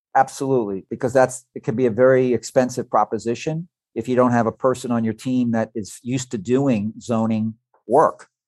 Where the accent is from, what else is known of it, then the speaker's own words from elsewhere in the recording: New York City, New York, United States; now in Fort Lauderdale, United States; Originally from the Red Hook section of Brooklyn